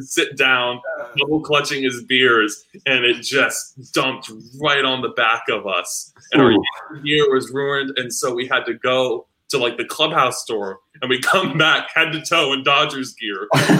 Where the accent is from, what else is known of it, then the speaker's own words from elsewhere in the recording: New York, United States; born there; So I was born in New York, and my mom is born and raised in the Bronx.